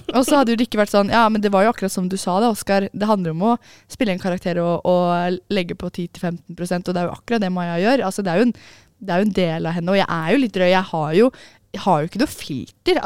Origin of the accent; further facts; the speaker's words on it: Oslo, Norway; jeg er fra Oslo